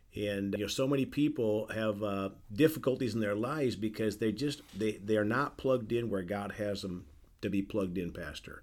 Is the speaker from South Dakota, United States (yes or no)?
yes; South Dakota, United States; also born or lived in Indiana; now in Evansville, United States; my home state of South Dakota